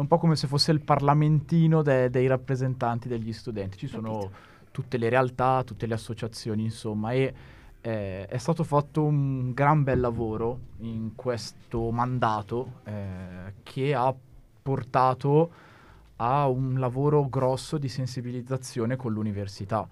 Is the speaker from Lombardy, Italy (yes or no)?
yes; Bergamo, Lombardy, Italy; accent: bergamasco; col mio accento bergamasco